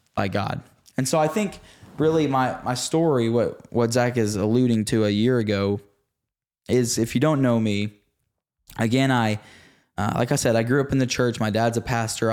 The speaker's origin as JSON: {"language": "English", "area": "Red Oak", "region": "Texas", "country": "United States", "tie": "born or raised there", "also_born_or_lived": "Sachse / Rockwall area, Texas", "said": "at the age of like six or seven, We moved from Saxony to Red Oak, Texas, or really Rocket, Texas, which again is like forty-five minutes southeast of Dallas."}